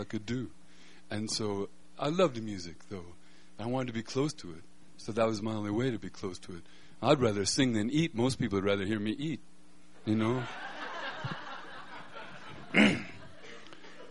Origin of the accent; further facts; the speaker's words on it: Denver, Colorado, United States; I grew up in Denver